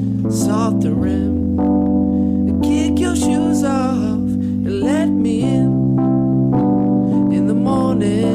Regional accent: California, United States; I'm from California

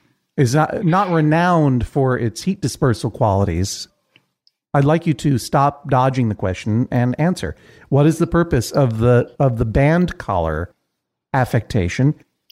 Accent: Boston, Massachusetts, United States; I grew up in Boston in the 80s

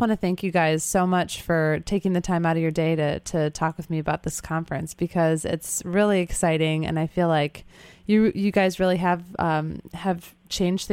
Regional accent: Chicago, Illinois, United States; I grew up in Chicago

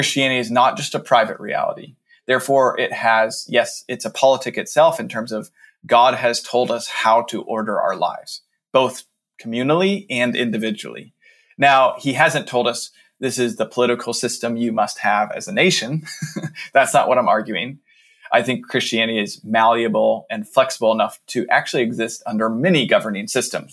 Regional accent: United States; I wrote this as an American Protestant white Westerner

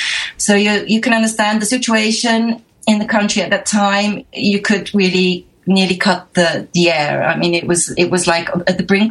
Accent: London, United Kingdom; moved away as an adult; now in Switzerland; my family, when I was around 4 years of age, I'm the eldest of three daughters, we moved to southern London, and I did all my schooling, education, etc. in England

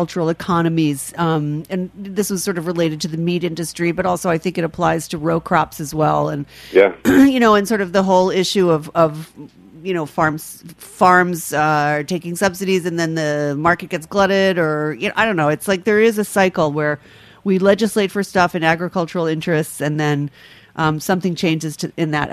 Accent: New York City, New York, United States; I'm from the Upper West Side of Manhattan.

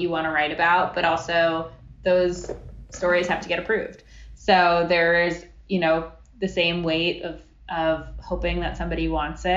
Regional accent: Coral Springs, Florida, United States; also born or lived in Long Island, New York; I grew up in Coral Springs, Florida. I was actually born on Long Island, moved to Florida when I was like 4 or 5.

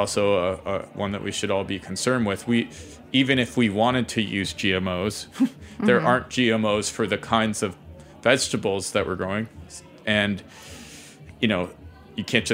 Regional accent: Ohio, United States; I grew up in Ohio

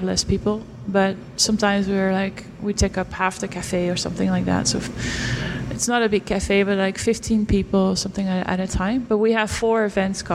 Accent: Stadskanaal, Groningen, Netherlands; I'm from the north of the Netherlands.

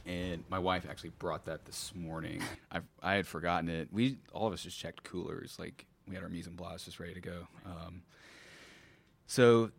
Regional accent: Terre Haute, Indiana, United States; now in Knoxville, United States; growing up in Little Terre Haute, Indiana, there was, like, a pretty diverse culture there with – there's multiple universities.

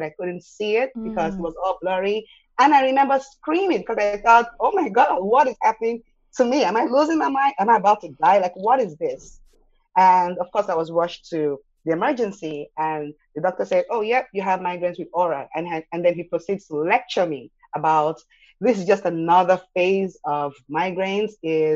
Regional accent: Nigeria; moved away as an adult; now in Austin, United States; when I was a kid growing up in Nigeria

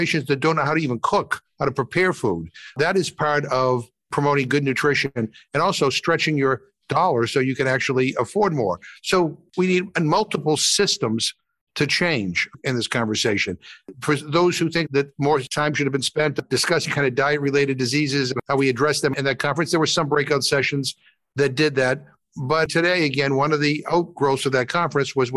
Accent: Massachusetts, United States; I'm from Massachusetts, so we grow cranberries

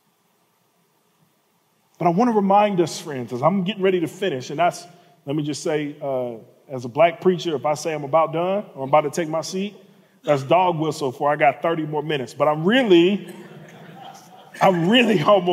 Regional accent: Birmingham and Atlanta, the South, United States; I was born and raised in cities in Birmingham and Atlanta

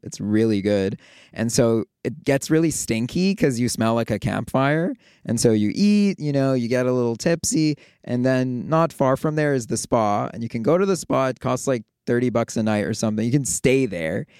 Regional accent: Toronto, Ontario, Canada; moved away as an adult; also born or lived in New York / Bay Area; now in Los Angeles, United States; I'm originally from Toronto.

